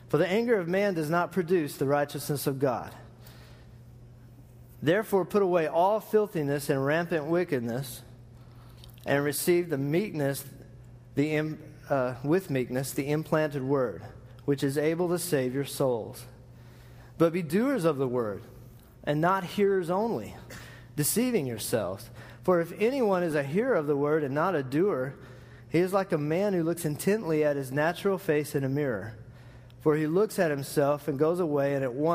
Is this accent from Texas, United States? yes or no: yes; Lubbock, Texas, United States; I grew up in West Texas